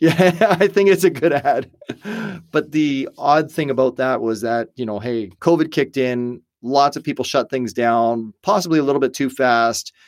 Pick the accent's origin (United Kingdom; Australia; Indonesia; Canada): Canada; also born or lived in United States; I'm Canadian born